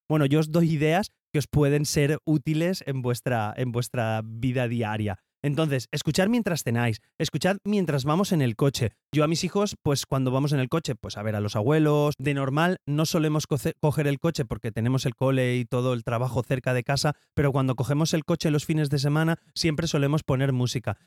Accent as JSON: {"language": "Spanish", "town": "Valencia", "region": "Valencian Community", "country": "Spain", "said": "soy de Valencia"}